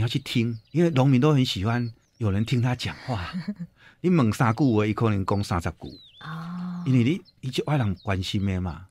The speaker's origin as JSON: {"language": "Chinese", "town": "Puyan", "region": "Changhua County", "country": "Taiwan", "tie": "born or raised there", "said": "我是彰化普賢鄉的人"}